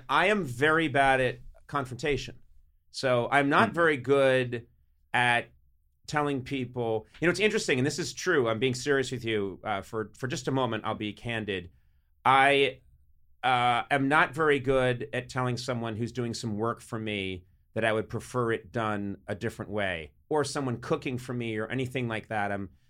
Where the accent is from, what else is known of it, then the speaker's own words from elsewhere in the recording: Ireland; And that may come from being so Irish. I do think it is something that we do.